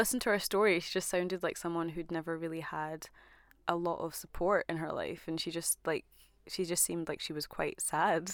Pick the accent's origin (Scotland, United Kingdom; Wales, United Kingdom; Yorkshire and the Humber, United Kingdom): Scotland, United Kingdom; as a Scottish black woman